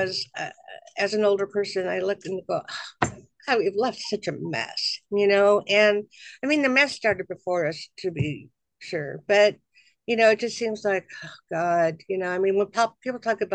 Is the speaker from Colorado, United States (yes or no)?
yes; Boulder, Colorado, United States; moved away; I was growing up in Boulder, Colorado, which is kind of like a la la land of the world